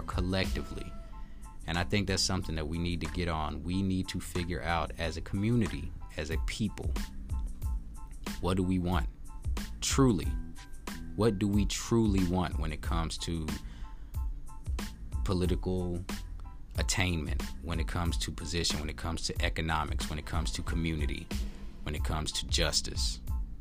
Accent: Texas, United States; I'm from Texas

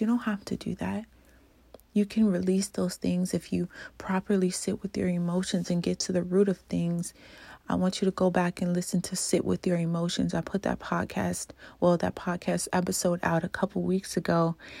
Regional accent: Louisiana, United States; moved away; I'm from Louisiana originally

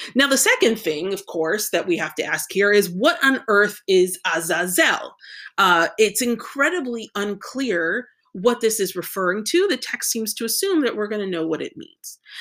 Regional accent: United States

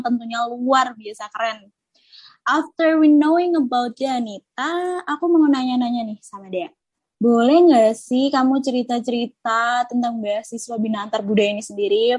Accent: Java, Indonesia; kita sama-sama orang Jawa

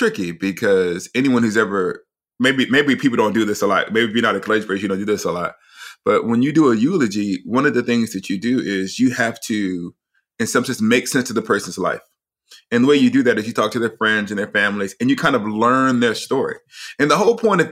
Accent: the American South, United States; I grew up in the South as the son of a single mother.

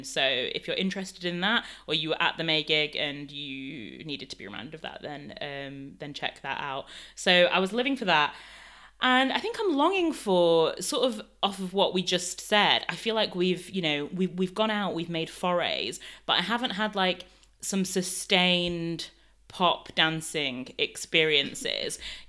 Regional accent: Canada; although I would say, yes, I'm from Canada, I wouldn't really say that I'm like Canadian in a sense.

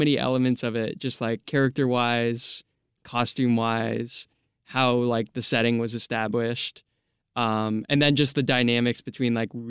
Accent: United States; Always growing up in America.

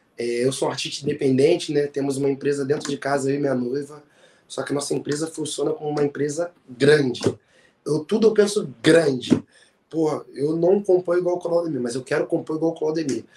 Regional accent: Rio de Janeiro, Brazil; A … é uma cantora lá do meu bairro, de Marechal Hermes

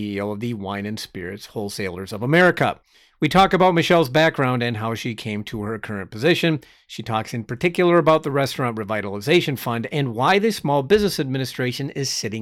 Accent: Minnesota, United States; I'm from Minnesota

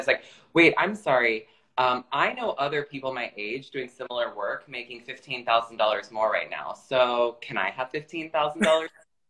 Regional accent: Florida, United States; now in New York, United States; I'm from Florida

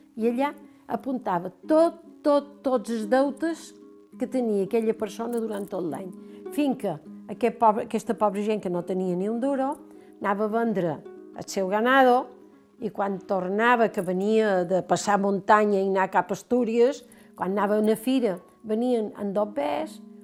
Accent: Palma, Balearic Islands, Spain; also born or lived in Valdeón / León; jo venc de Palma

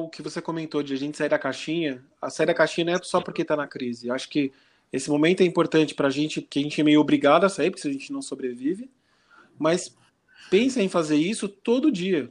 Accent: Brazil

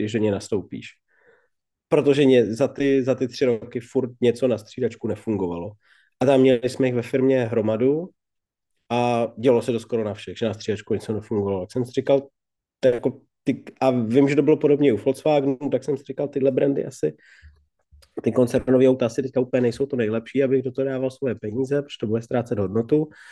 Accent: Bohemia, Czechia; vyrostl jsem v Čechách

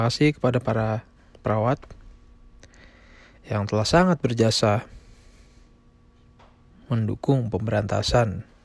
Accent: Indonesia; Negara gue tinggal masih jadi nomor satu di dunia. Begitu pula di negara asal gue di Indonesia juga masih cukup banyak.

